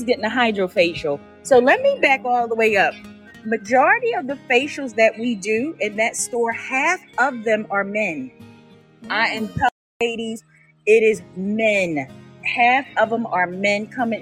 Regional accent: Philadelphia, Pennsylvania, United States; moved away; I'm originally from Philly.

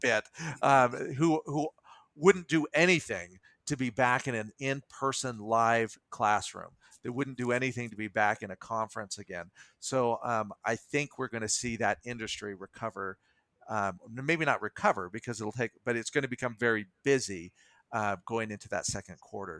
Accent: United States; I am an American, I am a citizen of the world.

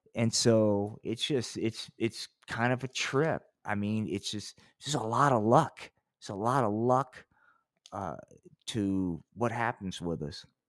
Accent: Atlantic City, New Jersey, United States; which is my hometown

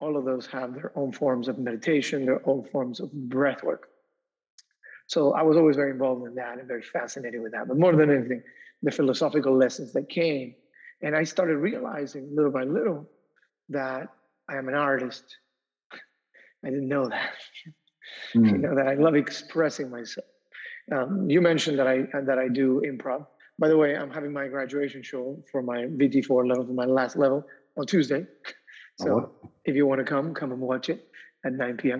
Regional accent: Argentina; moved away as an adult; now in United States; I grew up in South America. So when I moved to the United States to go to college

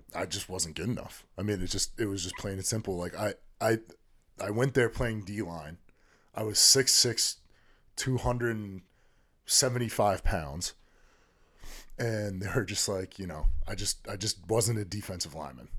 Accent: Connecticut, United States; my home state

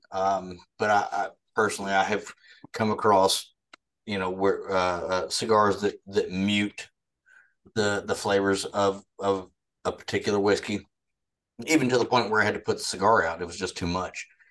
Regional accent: United States; My hometown was one that was it was wiped off the map

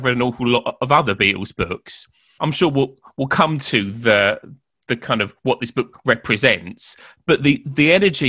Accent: United Kingdom; as British people

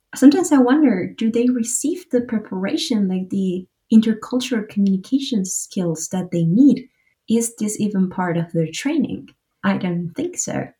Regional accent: Uruguay; now in Munich, Germany; I was born and raised in Uruguay, South America, and I'm currently living in Munich.

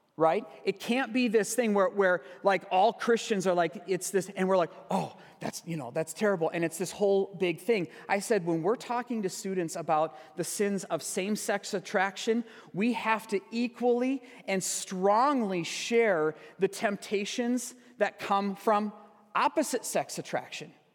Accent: Sparta, Wisconsin, United States; moved away; my childhood church yesterday, back in my hometown, uh, Sparta, Wisconsin.

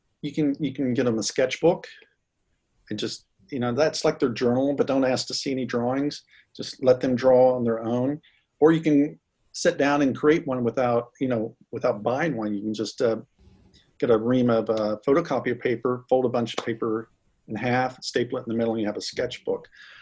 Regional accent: the South, United States; Well, I grew up in the South when the whole fabric industry was changing. So we moved around quite a bit.

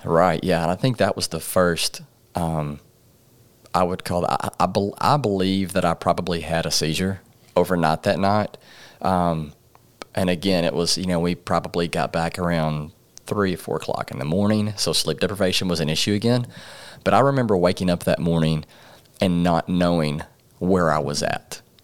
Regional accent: Paragould, Arkansas, United States; also born or lived in Jonesboro, Arkansas; raised in Paragold, Arkansas.

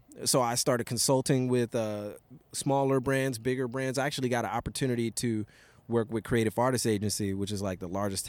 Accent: Los Angeles, California, United States; also born or lived in various places as Navy brat; I'm originally from Los Angeles, California, but I'm one of those Navy brats, you know what I'm saying?

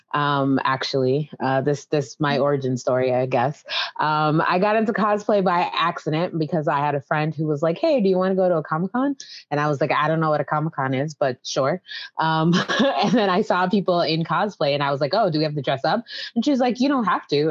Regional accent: Western Massachusetts, United States; moved away as an adult; also born or lived in Maryland / Boston, Massachusetts / Dallas, Texas; now in Atlanta, United States; we moved to Massachusetts when I was about five years old.

